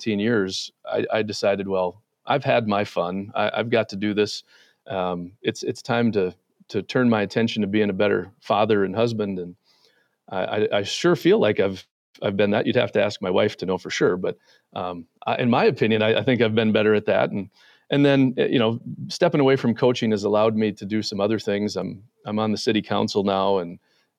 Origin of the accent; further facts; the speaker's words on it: Mitchell, South Dakota, United States; now in Minnesota, United States; I grew up in Mitchell, South Dakota, home of the world's only corn palace.